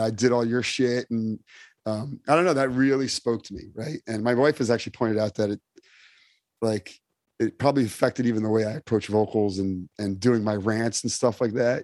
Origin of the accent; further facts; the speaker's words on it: Summit, New Jersey, United States; also born or lived in Europe; I grew up in Summit, New Jersey, which is uh, a suburb, an affluent suburb